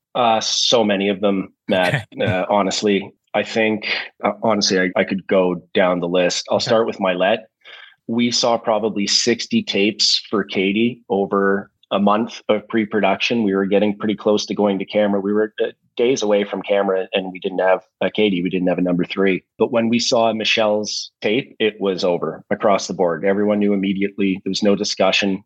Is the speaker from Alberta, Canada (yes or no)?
no; Listowel, Ontario, Canada; I was raised in in Listowel, Ontario